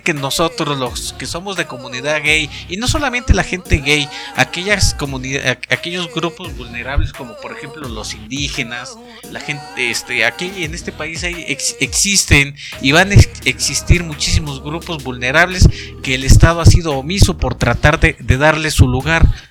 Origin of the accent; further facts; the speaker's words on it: Baja California, Mexico; soy de Baja California, soy baja California